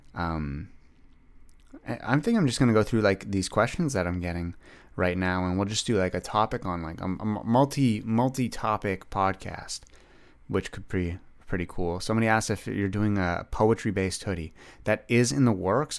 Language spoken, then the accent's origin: English; Ottawa, Ontario, Canada; I grew up, like, a little bit outside of Ottawa. I, I grew up in Greeley